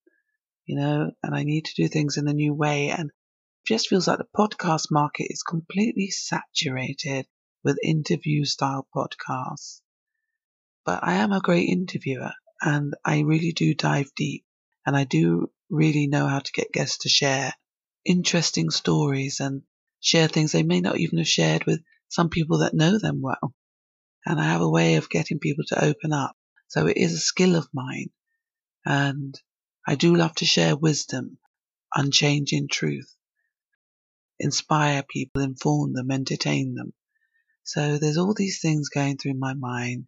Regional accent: England, United Kingdom; also born or lived in Barbados; I was born in England, but I went to school, secondary school over there for a few years

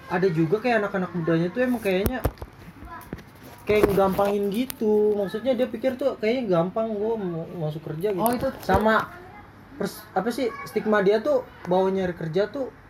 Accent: Bekasi, West Java, Indonesia; born there; gue kan eh, lahir di Bekasi kota nih

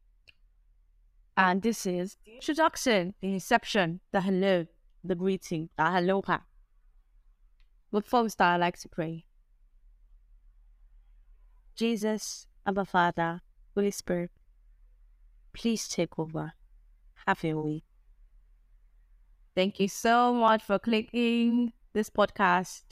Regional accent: Nigeria; I'm proudly Nigerian, I'm proudly African.

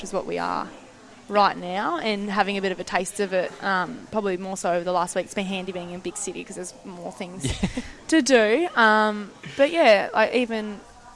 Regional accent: Tasmania, Australia; we come from Tassie

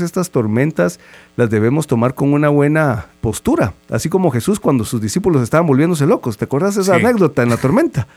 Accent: Guatemala; como guatemaltecos

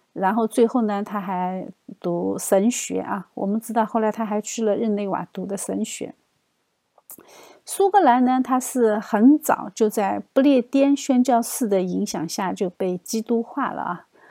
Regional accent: China; 我们中国人可能不会有这样的反应

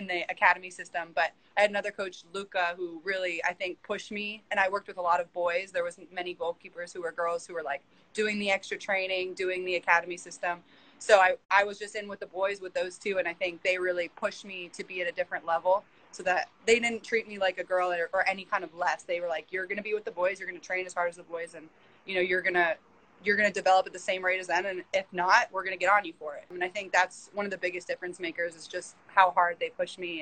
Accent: just outside of Toronto, Ontario, Canada; moved away as an adult; I grew up just outside of Toronto

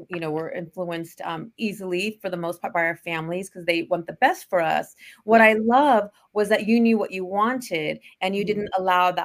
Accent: San Francisco Bay Area, California, United States; I grew up in the San Francisco Bay Area

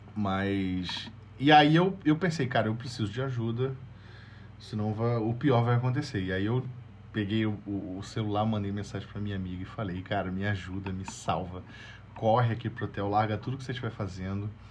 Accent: Brazil; moved away; eu sou brasileiro, sou estrangeiro

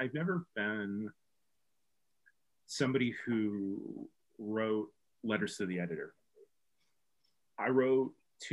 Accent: Bloomington, Illinois, United States; moved away as an adult; also born or lived in Chicago; my wife and I moved back to Bloomington Normal from Chicago in 2012.

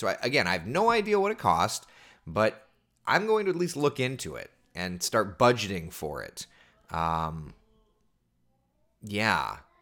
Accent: Winter Springs, Florida, United States; I grew up right here in Central Florida. I lived in Hollowbrook, which is a neighborhood over in Winter Springs

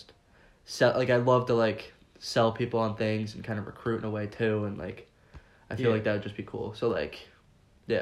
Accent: Livingston, New Jersey, United States; I was born in Livingston

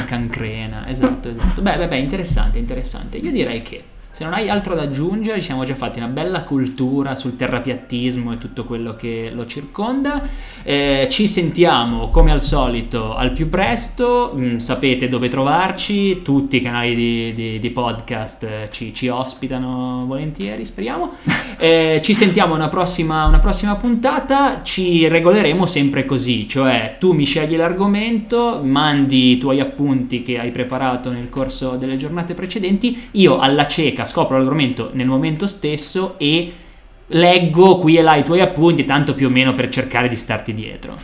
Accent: Genoa, Liguria, Italy; siamo genovesi, magari qualcuno avrà già intercettato l'accento

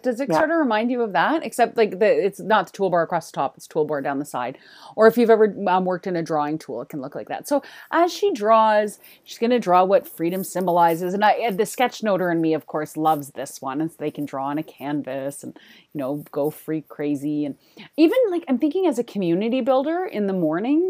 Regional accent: Canada

